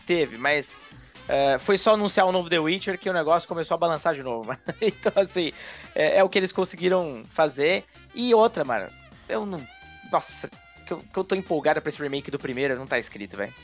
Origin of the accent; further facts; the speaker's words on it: Pouso Alto, Minas Gerais, Brazil; lá na minha cidade onde eu nasci, Pouso Alto, grande, Minas Gerais